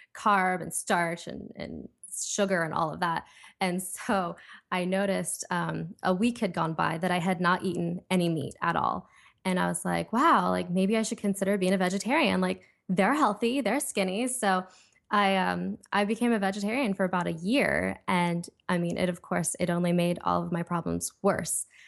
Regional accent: Ohio, United States; now in Los Angeles, United States; I'm from Ohio, I live in L A right now

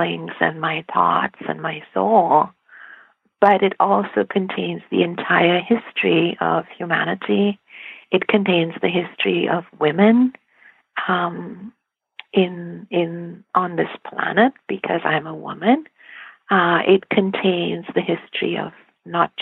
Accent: India; I grew up in India

